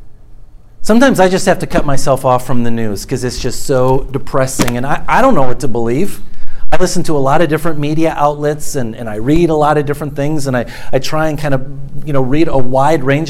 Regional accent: Minnesota, United States; I was from Minnesota

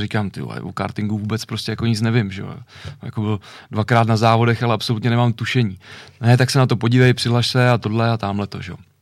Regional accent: Ovčáry, Central Bohemian Region, Czechia; u nás hmm. v Ovčárech

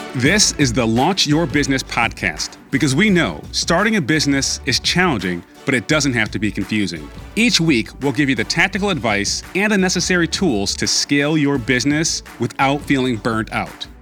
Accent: Webster, New York, United States; I grew up in Webster, New York, which is a suburb of Rochester, New York.

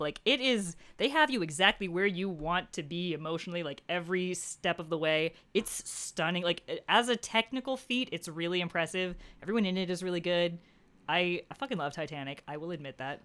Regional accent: United States; as an American

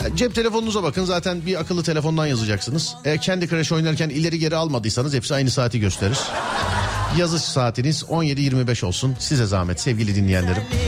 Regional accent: Istanbul, Turkey; ben İstanbulluyum

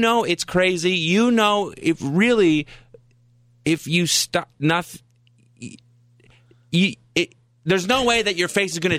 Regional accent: Ottawa, Ontario, Canada; also born or lived in Saskatchewan; I'm from Ottawa.

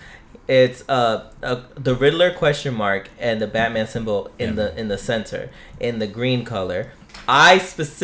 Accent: New York City, New York, United States; I grew up in Brooklyn, New York

